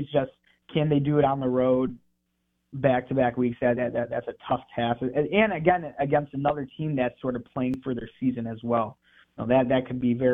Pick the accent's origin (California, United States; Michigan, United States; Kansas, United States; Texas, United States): Michigan, United States; moved away as an adult; now in Starkville, United States; I'm from Michigan. Haven't lived in the South before. Got here in April